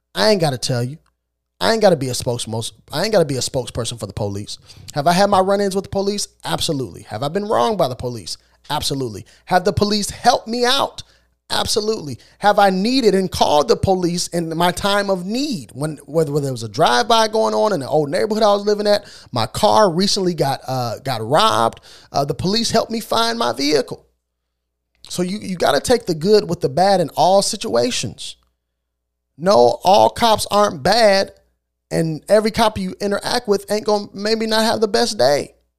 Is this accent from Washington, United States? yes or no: no; Illinois, United States; I'm born and raised in Illinois.